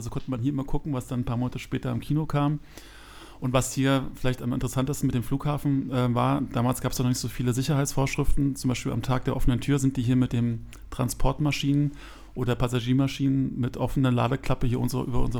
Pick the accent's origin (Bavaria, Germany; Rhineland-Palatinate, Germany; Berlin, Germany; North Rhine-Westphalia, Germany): Berlin, Germany; ich bin tatsächlich äh, original Kreuzberger. Ich bin in Kreuzberg geboren